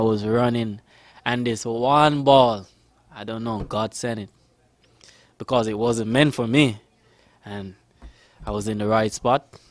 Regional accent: Jamaica; also born or lived in Florida; now in Sacramento, United States; I'm from Jamaica.

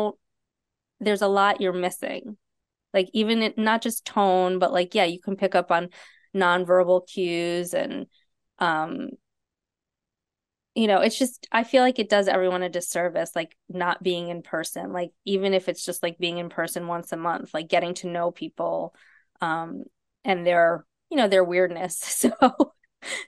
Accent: New York City, New York, United States; also born or lived in Bronx; I'm from Manhattan, but I was born in the Bronx

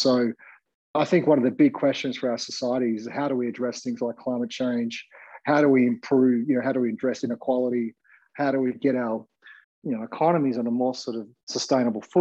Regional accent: Gold Coast, Queensland, Australia; I grew up on the Gold Coast

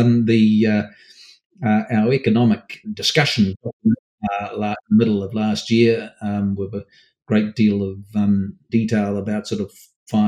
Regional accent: Auckland, New Zealand; I grew up in Mount Roskill, suburb in Auckland

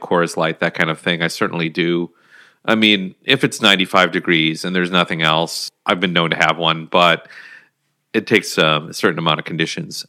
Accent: Minnesota, United States; my home state

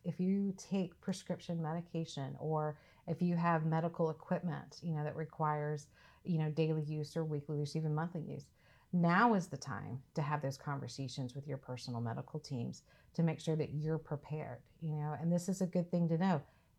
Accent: the South, United States; so I'm from the South, I'm from that region.

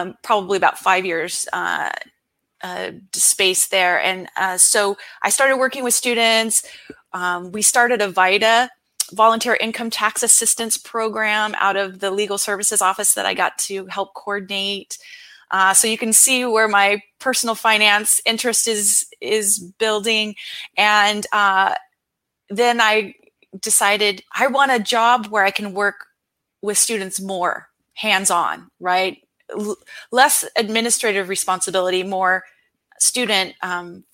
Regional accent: San Diego, California, United States; also born or lived in Arizona; I'm from San Diego, California

